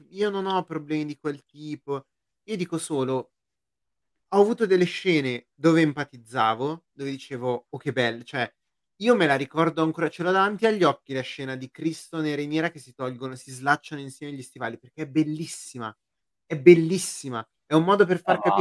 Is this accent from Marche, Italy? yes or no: no; Lombardy, Italy; Dalla Brianza.